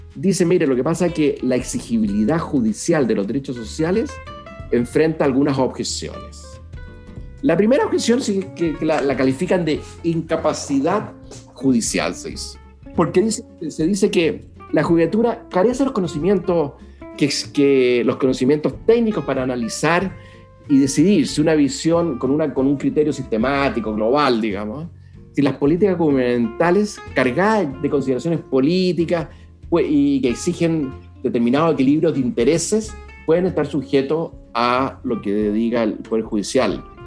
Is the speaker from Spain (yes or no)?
no; Chile